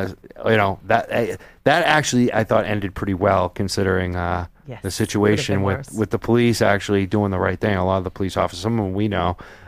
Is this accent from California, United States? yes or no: no; Byfield, Massachusetts, United States; We grew up in Byfield. We got the trucks. We can do anything.